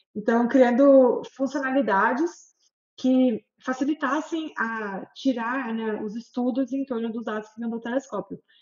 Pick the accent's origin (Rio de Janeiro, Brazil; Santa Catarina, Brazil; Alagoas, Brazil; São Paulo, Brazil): São Paulo, Brazil; São José dos Campos; moved away as an adult; also born or lived in United States; sou joseense lá, lá da minha terra, São José dos Campos